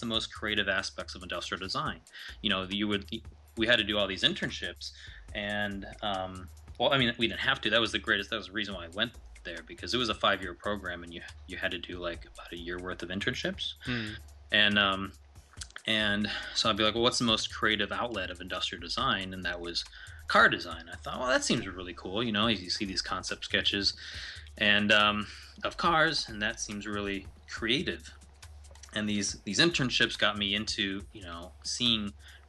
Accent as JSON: {"language": "English", "region": "Ohio", "country": "United States", "tie": "born or raised there", "also_born_or_lived": "India", "said": "I grew up in Ohio"}